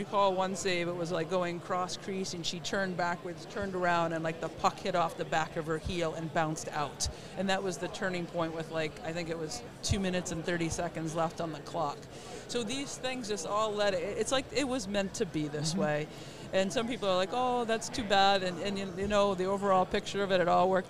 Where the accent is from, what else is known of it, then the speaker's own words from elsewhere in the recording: Boston, Massachusetts, United States; I'm from the Boston area.